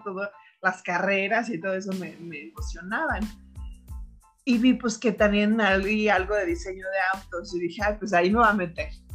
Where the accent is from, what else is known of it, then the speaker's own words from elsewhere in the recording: Mexico; also born or lived in Turin, Italy; yo soy mexicana